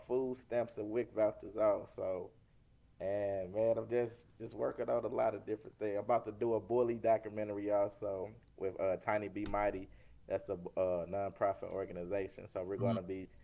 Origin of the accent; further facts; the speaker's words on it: St. Louis, Missouri, United States; born and raised in St. Louis.